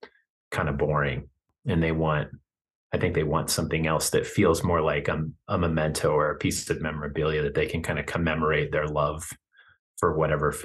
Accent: Kearney, Nebraska, United States; moved away as an adult; now in Fort Collins, United States; born in Kearney and raised in Kearney. So like I was in my hometown going to school

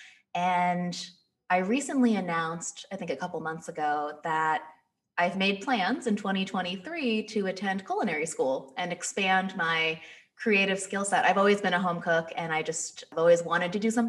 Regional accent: 30 minutes outside of Los Angeles, Southern California, United States; moved away as an adult; also born or lived in New York City; now in Detroit, United States; So I grew up in Southern California, like 30 minutes outside of Los Angeles

